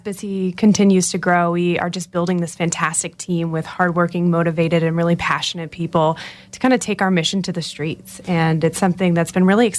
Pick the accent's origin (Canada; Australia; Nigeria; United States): United States; Florida; moved away as an adult; also born or lived in Nashville / Philadelphia; I grew up in Florida. I've lived up and down the East Coast. I went to school in Nashville and lived in Philly